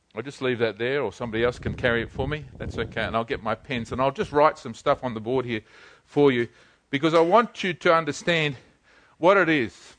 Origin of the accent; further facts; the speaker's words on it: New Zealand; I'm a Kiwi.